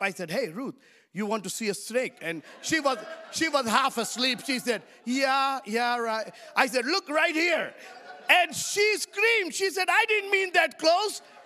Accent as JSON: {"language": "English", "country": "India", "said": "I come from India"}